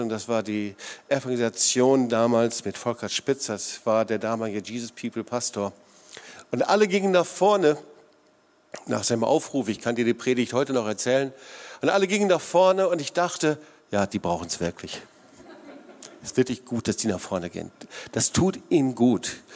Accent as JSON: {"language": "German", "region": "North Rhine-Westphalia", "country": "Germany", "said": "ich komme aus dem Sauerland und im Sauerland gibt's herrliche, wunderbare Talsperren, hier leider nicht so, hier gibt's die Schwäbische Alb."}